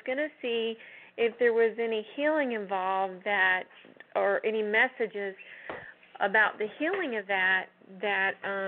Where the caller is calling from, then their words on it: Georgia, United States; I'm calling from Georgia.